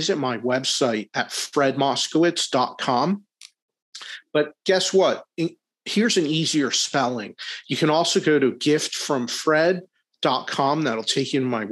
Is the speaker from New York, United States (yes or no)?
no; Philadelphia, Pennsylvania, United States; I'm a Philly guy, I'm from Philadelphia